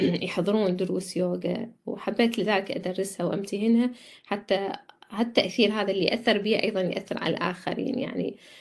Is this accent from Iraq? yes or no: yes; Iraq; moved away as an adult; now in Australia; كنت بالعراق